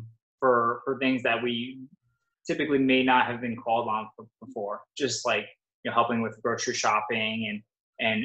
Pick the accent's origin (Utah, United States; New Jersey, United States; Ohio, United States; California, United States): New Jersey, United States; Wayne; moved away as an adult; also born or lived in Toms River, New Jersey; now in Southwest Florida, United States; I grew up in Northern Jersey, Wayne, so about 45 minutes out of New York City